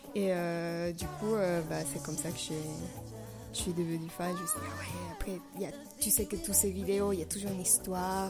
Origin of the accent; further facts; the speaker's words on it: La Paz, Bolivia; moved away; ma ville natale, c'est La Paz Bolivie